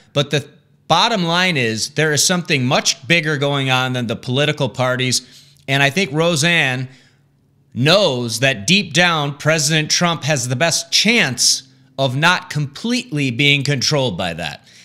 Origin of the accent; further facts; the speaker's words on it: Michigan, United States; my home state of Michigan